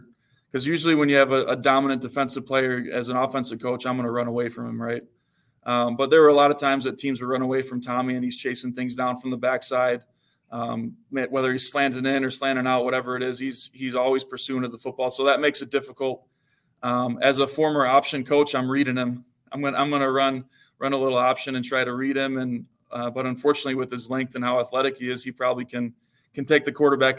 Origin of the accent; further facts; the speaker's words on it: Illinois, United States; I grew up in the Chicago suburbs, so I was around some pretty good football growing up too. A lot of Big Ten players that came out of our area